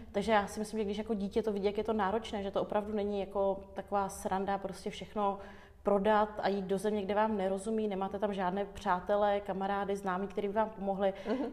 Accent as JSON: {"language": "Czech", "town": "Frýdek-Místek", "region": "Moravian-Silesian Region", "country": "Czechia", "tie": "born or raised there", "also_born_or_lived": "Yerevan, Armenia / Moscow, Russia", "said": "pak jsme se ostěhovali do Frýdku místku eh, za mojí tetou"}